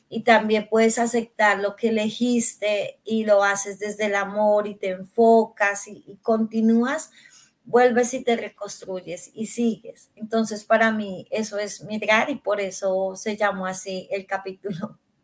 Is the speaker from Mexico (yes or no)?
no; Colombia; now in Canada; soy colombiana